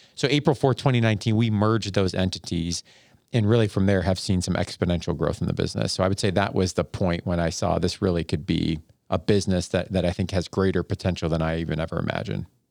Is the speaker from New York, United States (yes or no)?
yes; Buffalo, New York, United States; moved away as an adult; also born or lived in Ada, Ohio / Columbus, Ohio / Northeast Ohio; I grew up in Buffalo, New York